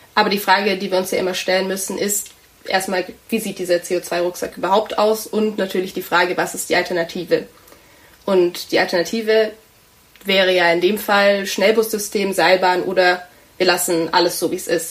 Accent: Tübingen, Baden-Württemberg, Germany; ich bin auch in Tübingen aufgewachsen, hier zur Schule gegangen

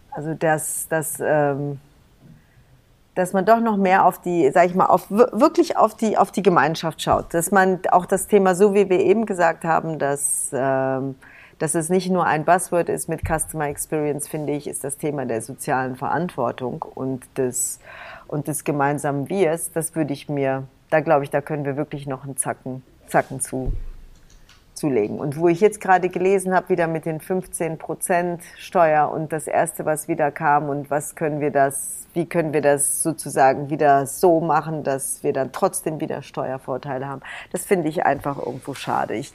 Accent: East Germany, Germany; Ich bin ja selber meine Eltern sind ja, wir sind ja aus dem Osten geflohen.

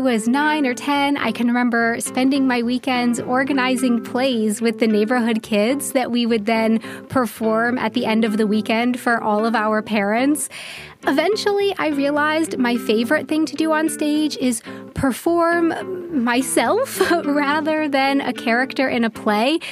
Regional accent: United States; moved away as an adult; now in Munich, Germany; I'm an American who has been living in Germany for around 10 years now, specifically in Munich

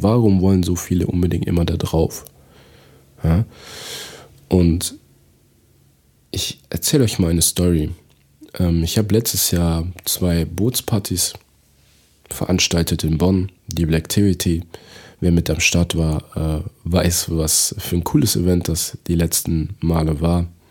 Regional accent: Togo; now in Germany; in meiner Heimat in Togo

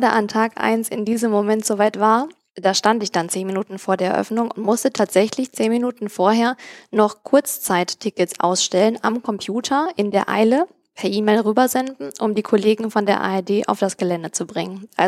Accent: Cologne, North Rhine-Westphalia, Germany; now in Berlin, Germany; wollte dann zu der Zeit gleichzeitig auch wieder näher in die Heimat. Ich komme ursprünglich nicht aus Berlin, das war mir zu weit weg und habe in Köln und Umgebung nach Jobs gesucht.

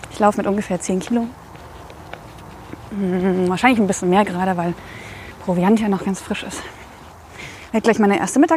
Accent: Radebeul, Saxony, Germany; born there; also born or lived in Coswig; von Dresden nach Meißen über Radebeul, wo ich geboren bin, aber nie gelebt habe.

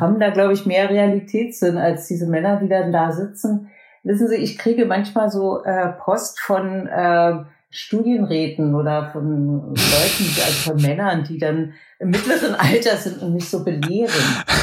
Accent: East Germany, Germany; Ich bin aus dem Osten

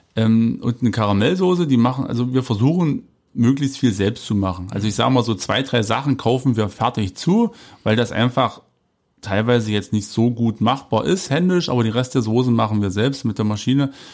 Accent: Jessen, Saxony-Anhalt, Germany; ich komme aus einem kleinen Ort, da gab es eine Eisdiele

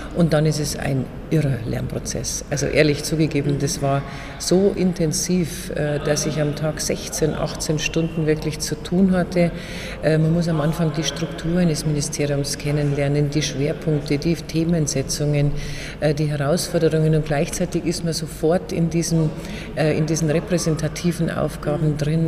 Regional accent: Erding district, Bavaria, Germany; Ich komme aus dem Landkreis Erding, ein sehr wirtschaftsstarker Standort.

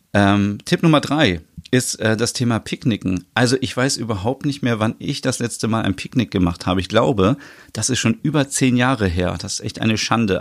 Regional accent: Osnabrück, Lower Saxony, Germany; in meiner Heimatstadt

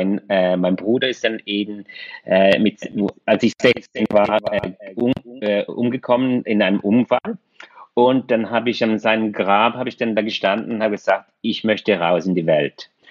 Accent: Switzerland; born there; Ich bin äh, in der Schweiz geboren und äh, glücklicherweise

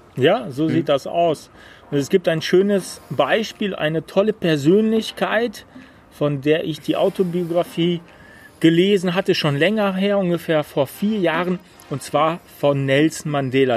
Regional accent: Germany; bei uns in Deutschland

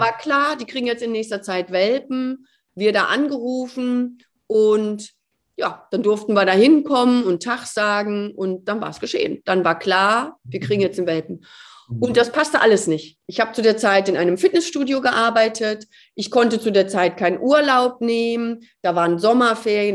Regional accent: Gütersloh, North Rhine-Westphalia, Germany; also born or lived in Cologne; die kommt ja aus Gütersloh, genau wie ich

